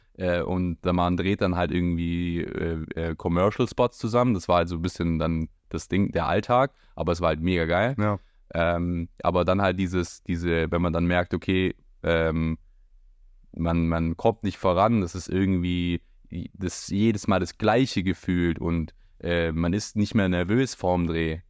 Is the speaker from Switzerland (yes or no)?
no; Hechingen, Baden-Württemberg, Germany; moved away as an adult; now in Berlin, Germany; ich komme ursprünglich ähm, auch aus Heching, also bei Heching und wohne jetzt seit eineinhalb Jahren in Berlin